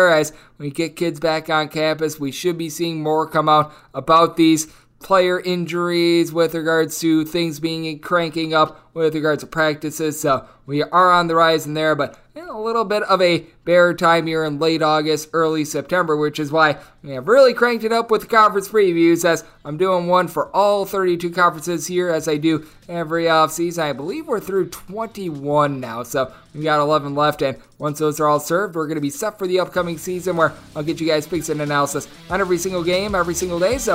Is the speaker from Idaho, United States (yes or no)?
no; Wisconsin, United States; I'm someone from Wisconsin